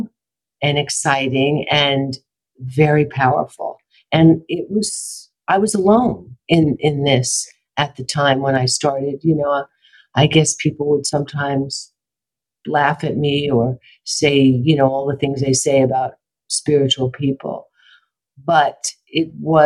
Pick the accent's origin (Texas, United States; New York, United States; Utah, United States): New York, United States; New York City; also born or lived in Brooklyn / Manhattan; now in Los Angeles, United States; I'm from New York, born in Brooklyn, raised in Queens, lived in Manhattan, and I came out to LA on a fluke